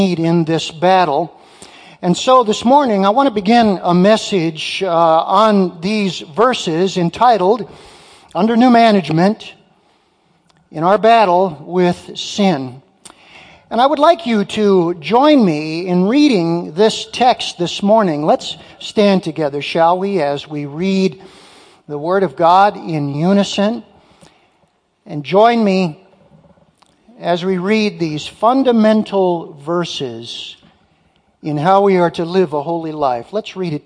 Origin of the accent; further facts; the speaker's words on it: Muskegon, Michigan, United States; also born or lived in Detroit, Michigan; now in Marquette, United States; I was born in Detroit. My folks moved from the UP to Detroit, where my sisters and I were born. I was raised in Muskegon